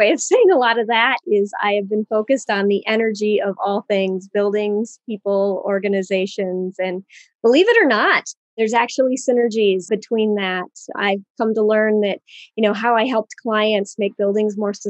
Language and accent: English; Michigan, United States; So I grew up in Michigan, and my father, he's an astronomer. He taught at the university here, Central Michigan.